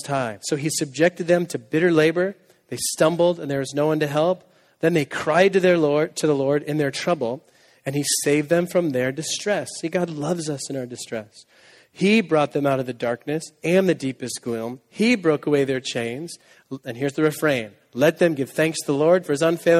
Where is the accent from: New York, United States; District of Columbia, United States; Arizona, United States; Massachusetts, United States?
Massachusetts, United States; Needham; moved away as an adult; also born or lived in Waco, Texas; now in Boston, United States; I'm from Needham